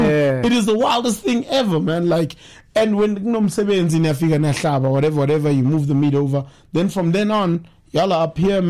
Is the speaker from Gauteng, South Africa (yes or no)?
yes; Johannesburg, Gauteng, South Africa; moved away as an adult; now in KwaZulu-Natal, South Africa; Yeah, we live there. So, because I grew up in Joburg, my Zulu is accommodating to Sotho, Tswana, Shana.